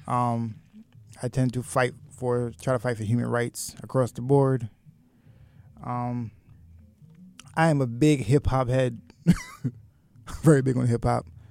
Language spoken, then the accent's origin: English; Westbury, New York, United States; I grew up in Westbury. Long Island.